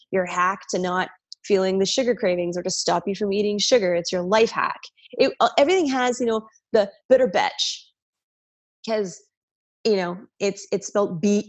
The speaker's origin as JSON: {"language": "English", "region": "New York", "country": "United States", "said": "I'm a New Yorker. My dad's a New Yorker. My sister's New Yorkers"}